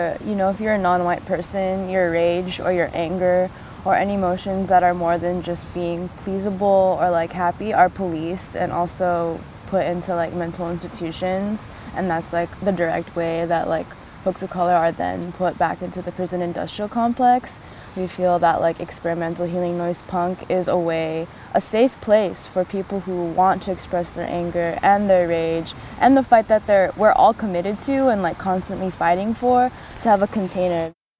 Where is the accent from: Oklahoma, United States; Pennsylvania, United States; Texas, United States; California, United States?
California, United States; Los Angeles; the city we grew up in Los Angeles